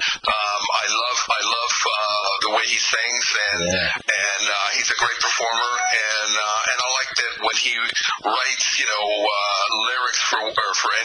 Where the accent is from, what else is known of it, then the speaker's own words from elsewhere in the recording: New York, United States; moved away; I grew up in New York